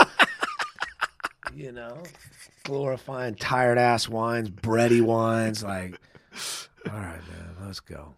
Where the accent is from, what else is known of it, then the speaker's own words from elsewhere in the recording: San Dimas, California, United States; now in Paso Robles, United States; outside of L.A., San Dimas, California. Okay. Little tiny town, lower middle class family